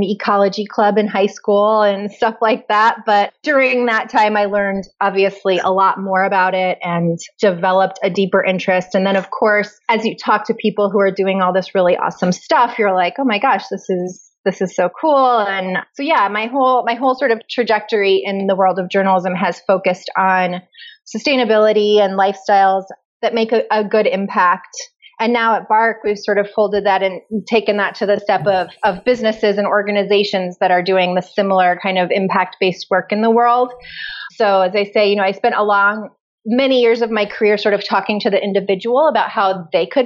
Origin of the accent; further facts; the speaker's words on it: Nebraska, United States; moved away as an adult; now in Lawrence, Kansas, United States; I'm from Nebraska, which is nearby.